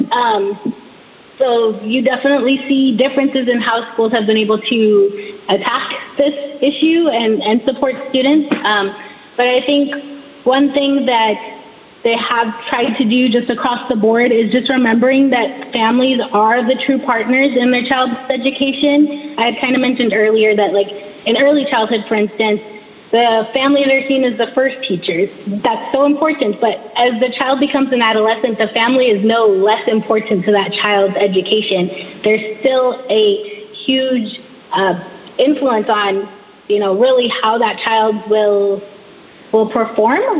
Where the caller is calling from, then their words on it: California, United States; I live in California, so I'm speaking from California.